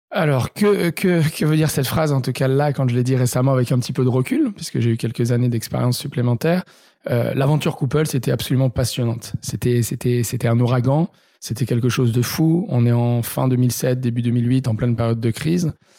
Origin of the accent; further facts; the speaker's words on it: Marseille, Provence-Alpes-Côte d'Azur, France; now in Paris, France; je suis marseillais